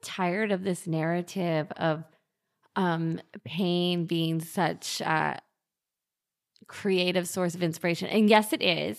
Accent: New York, United States; as a New Yorker

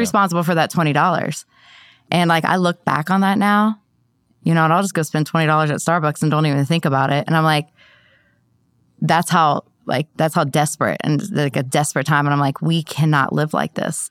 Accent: Columbus, Ohio, United States; now in Columbia, United States; I'm, um, from Columbus, Ohio

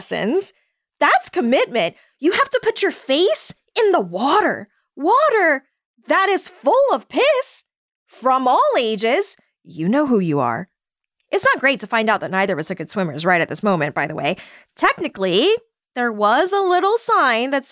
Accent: the South, United States; I'm a Southerner

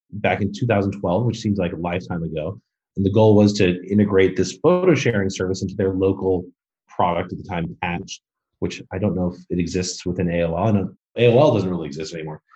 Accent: Modesto, California, United States; I grew up in a small, relatively mid-sized city in California called Modesto, kind of in the middle of the state

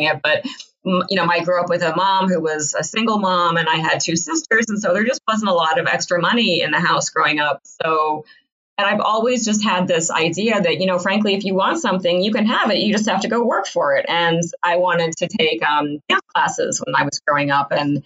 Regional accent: Iowa, United States; when I was growing up in Iowa

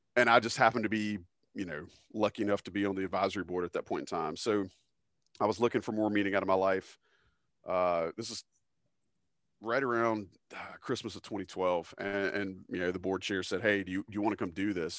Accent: Fayetteville, North Carolina, United States; I came from Fayetteville, North Carolina, which is very much like Southern, um, medium-sized

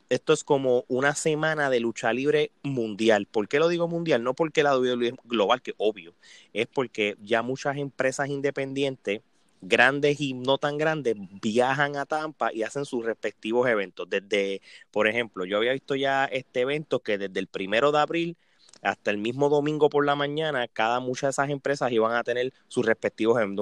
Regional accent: Puerto Rico; nosotros como puertorriqueños

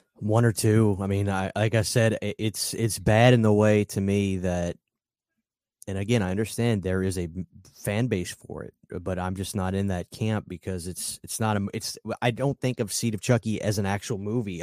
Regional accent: New Orleans, Louisiana, United States; I'm from New Orleans, I was raised in voodoo culture

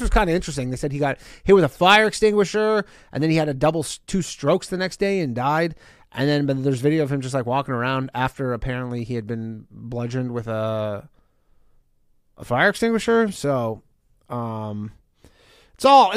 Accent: Canada; now in United States; I'm not from America. I probably would have been swiftly deported back to Canada

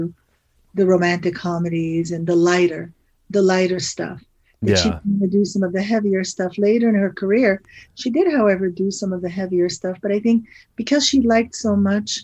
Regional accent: New York, United States; moved away as an adult; now in Los Angeles, United States; I was born in New York and I lived in New York for many years

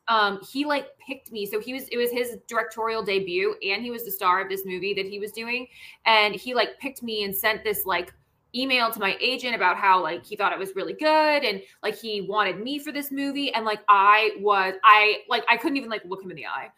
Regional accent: Washington, District of Columbia, United States; moved away as an adult; also born or lived in Los Angeles; now in Seattle, United States; i grew up there i was born and raised there uh, my parents still live there

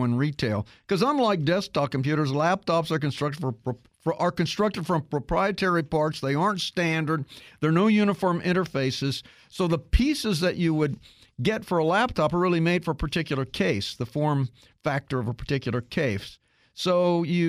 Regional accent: Kansas, United States; I grew up in Kansas

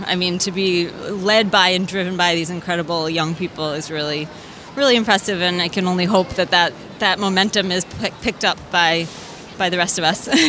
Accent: New York, United States; I'm from New York.

